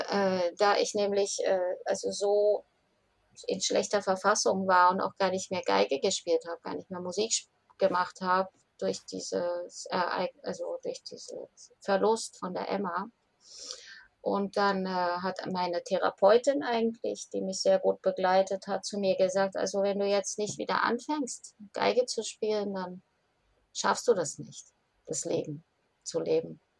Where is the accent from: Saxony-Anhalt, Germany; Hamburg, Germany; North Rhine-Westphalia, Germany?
Saxony-Anhalt, Germany; Magdeburg; born there; ja eigentlich gebürtige Magdeburgerin